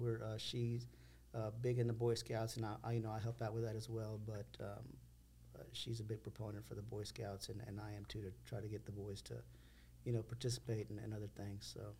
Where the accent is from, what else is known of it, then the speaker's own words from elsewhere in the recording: Texas City, Texas, United States; We're both from Texas City, born and raised. We have our kids here in Texas City.